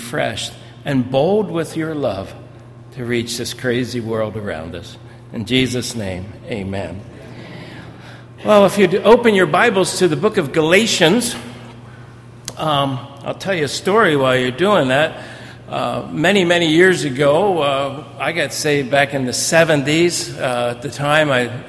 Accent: New Jersey, United States; being a South Jersey guy, I was raised in South Jersey

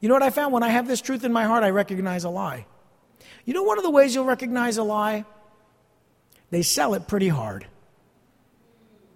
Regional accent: East Rutherford, New Jersey, United States; I grew up in this area. I grew up in East Rutherford

